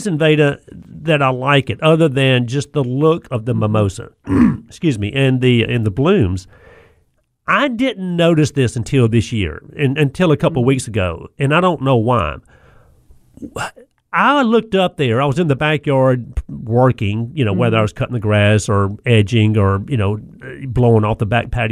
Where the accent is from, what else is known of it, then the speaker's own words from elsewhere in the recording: the South, United States; growing up in the South